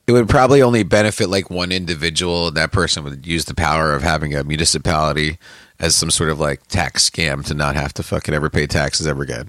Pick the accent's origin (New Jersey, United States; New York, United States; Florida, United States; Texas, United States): New Jersey, United States; West Orange; I grew up in West Orange